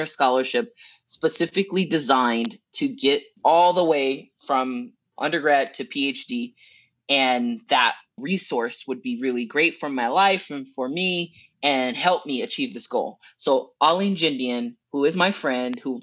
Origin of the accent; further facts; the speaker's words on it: United States; also born or lived in Preston, England; as an American